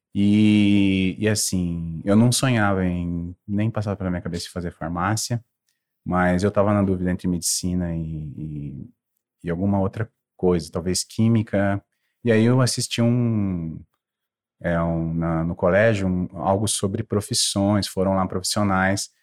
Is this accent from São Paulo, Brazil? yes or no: yes; Taubaté, São Paulo, Brazil; moved away; de onde eu vim, eu vim de Taubaté, no Vale do Paraíba